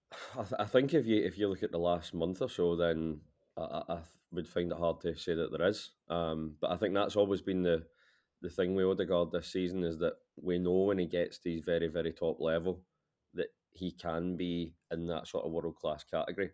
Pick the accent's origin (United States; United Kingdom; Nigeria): United Kingdom; Glasgow, Scotland; I'm actually Glaswegian